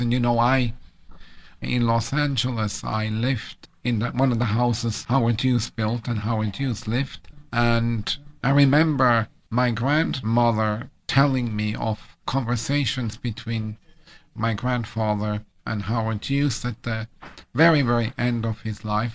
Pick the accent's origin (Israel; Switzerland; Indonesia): Switzerland; moved away; I'm from Switzerland